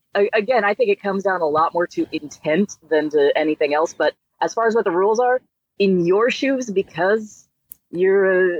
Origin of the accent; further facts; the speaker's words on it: Texas, United States; I am not, you know, a product of the 70s, but I am a product of Texas.